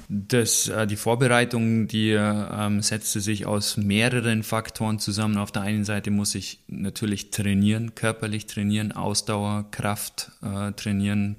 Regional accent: Bavaria, Germany; das ist bei uns in Süddeutschland, in Bayern

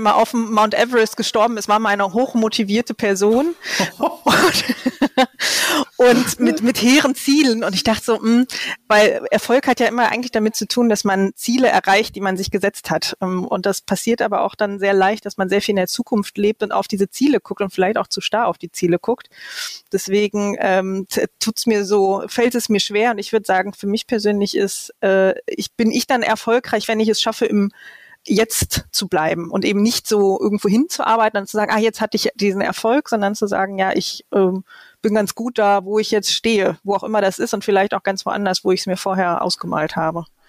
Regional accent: Lower Saxony, Germany; also born or lived in Hannover; now in Cologne, Germany; ich bin ja auch Niedersächsin von, von Hause aus

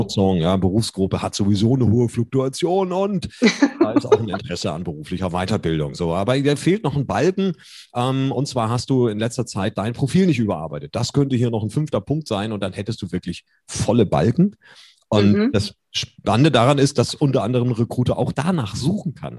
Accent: Germany; wir sind ja Deutsche

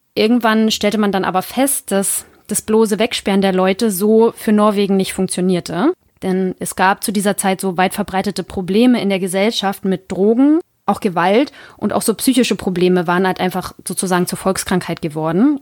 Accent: Germany; als Deutscher

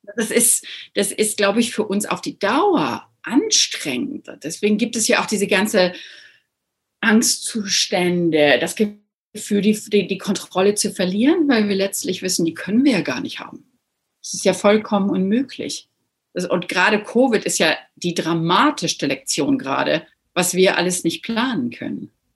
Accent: Northern Germany, Germany; moved away; ich bin ja auch hier als Norddeutsche

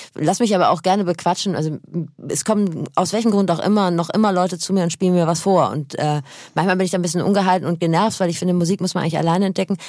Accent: North Rhine-Westphalia, Germany; moved away; ich komme aus Nordrhein-Westfalen, da gab es nur den WDR

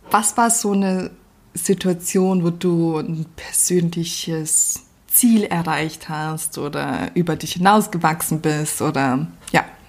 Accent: Northern Germany, Germany; als Norddeutsche

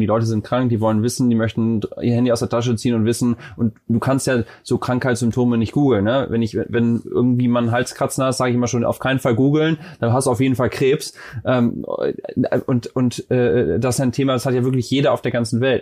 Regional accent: Germany; moved away as an adult; now in United States; als Deutscher, der hier hingezogen ist, ist ja mittlerweile auch schon vor acht Jahren

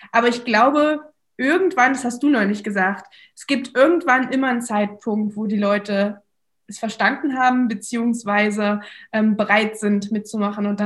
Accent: Magdeburg, Saxony-Anhalt, Germany; okay, wir kommen beide aus Magdeburg, ja, das hat uns schon sehr verbunden

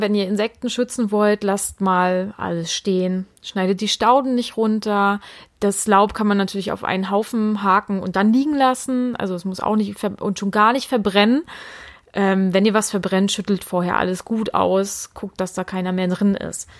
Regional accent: Mecklenburg-Vorpommern, Germany; hier bei uns in Mecklenburg

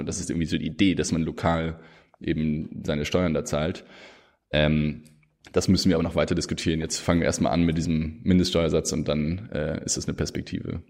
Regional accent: Germany; als Deutsche

